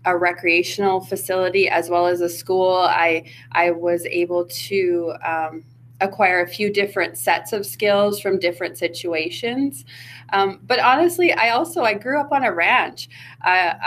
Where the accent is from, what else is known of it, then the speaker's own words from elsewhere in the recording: Irma, Alberta, Canada; I grew up in Irma